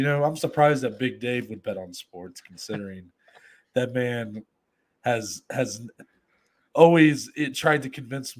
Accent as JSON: {"language": "English", "region": "Ohio", "country": "United States", "tie": "born or raised there", "said": "I've lived here my entire life. I was born and bred in this state."}